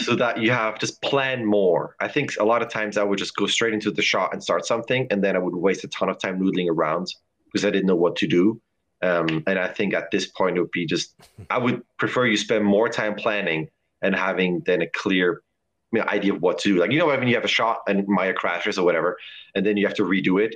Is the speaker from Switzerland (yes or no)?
yes; Lucerne, Switzerland; now in San Francisco, United States; I am from Lucerne in Switzerland